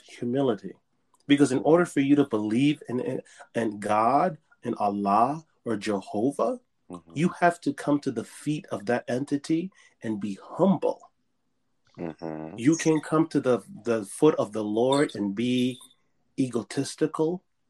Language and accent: English; Panama; moved away; I was raised in Panama. I went to school in Panama.